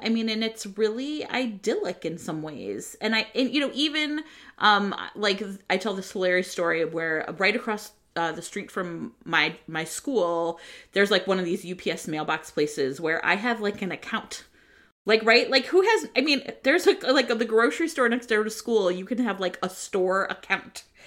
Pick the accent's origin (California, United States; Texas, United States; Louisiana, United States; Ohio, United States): Ohio, United States; Cleveland; moved away; I grew up in Cleveland